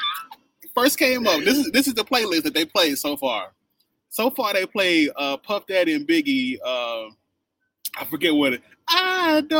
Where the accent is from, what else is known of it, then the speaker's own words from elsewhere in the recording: Mississippi, United States; moved away; also born or lived in Las Vegas, Nevada / California; So I am from Mississippi.